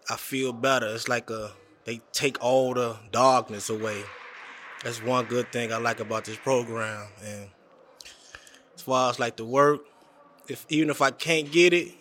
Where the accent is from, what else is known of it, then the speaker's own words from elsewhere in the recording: Kentucky, United States; now in Illinois, United States; I'm from Kentucky.